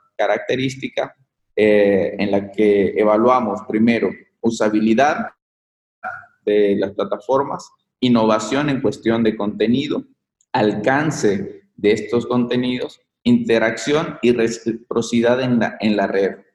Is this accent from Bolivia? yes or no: yes; Bolivia; moved away as an adult; salí de, de Bolivia